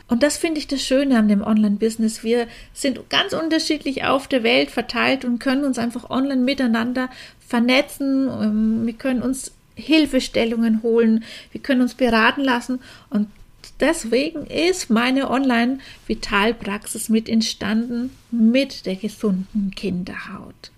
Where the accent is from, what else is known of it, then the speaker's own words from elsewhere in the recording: Franconia, Bavaria, Germany; accent: Franconian; now in Augsburg, Germany; du hörst mir bestimmt an meinem Dialekt an, dass ich eigentlich aus Franken komme. Daher mein rollendes R